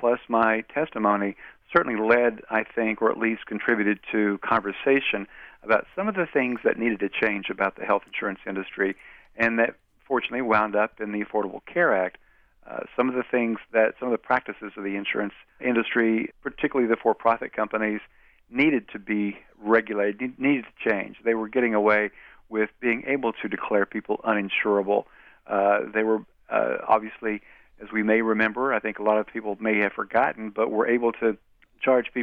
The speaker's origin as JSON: {"language": "English", "area": "Wise County", "region": "Virginia", "country": "United States", "tie": "born or raised there", "moved": "yes", "said": "my hometown newspaper"}